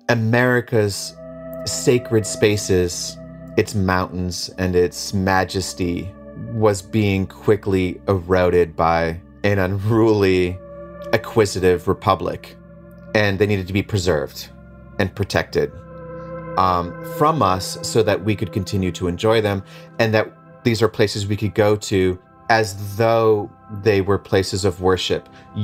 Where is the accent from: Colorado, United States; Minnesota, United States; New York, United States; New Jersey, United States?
Minnesota, United States; Leech Lake Reservation, northern; I'm Ojibwe from the Leech Lake Reservation in northern Minnesota.